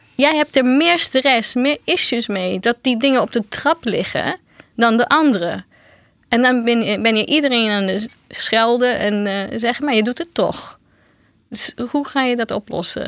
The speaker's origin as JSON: {"language": "Dutch", "country": "Brazil", "second_language": "Dutch", "moved": "yes", "lives_now": "Netherlands", "said": "Ik kom zelf uit Brazilië"}